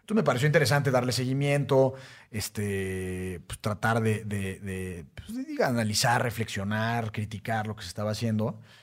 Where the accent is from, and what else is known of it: Mexico